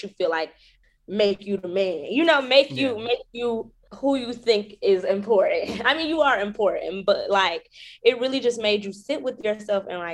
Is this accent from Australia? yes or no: no; Detroit, Michigan, United States; now in New York, United States; My hometown, Detroit.